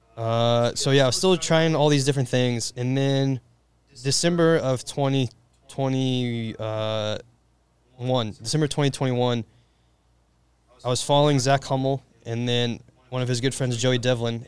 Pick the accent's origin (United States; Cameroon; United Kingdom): United States; Indiana; just like any Hoosier does, because I'm from Indiana